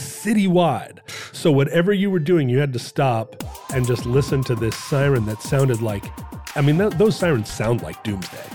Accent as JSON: {"language": "English", "town": "Anchorage", "region": "Alaska", "country": "United States", "tie": "born or raised there", "said": "when I was a kid growing up in Anchorage"}